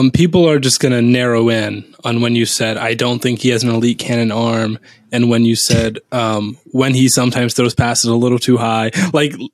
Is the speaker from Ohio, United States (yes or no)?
yes; Cincinnati, Ohio, United States; I'm from Cincinnati.